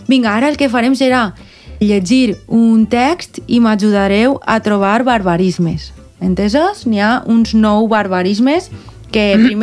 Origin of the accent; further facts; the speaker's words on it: Córdoba, Argentina; Catalan is a second language; moved away as an adult; now in Valencia, Spain; Soc de Córdoba.